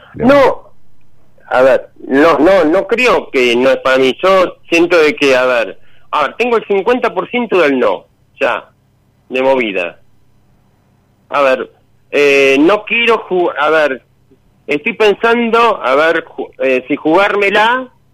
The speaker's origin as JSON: {"language": "Spanish", "region": "Buenos Aires Province", "country": "Argentina", "said": "de zona oeste."}